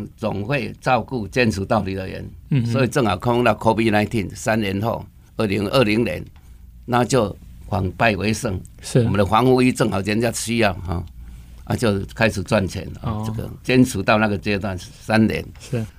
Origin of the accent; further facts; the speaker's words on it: Taiwan; 不像我们台湾人都是我们做 giver 啊